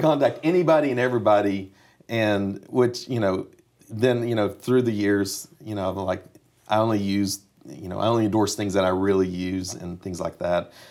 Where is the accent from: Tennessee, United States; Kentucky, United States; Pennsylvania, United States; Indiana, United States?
Tennessee, United States; Kingsport; moved away; also born or lived in Nashville, Tennessee; I grew up in Kingsport, Tennessee, East Tennessee, so it's four and a half, five hours from Nashville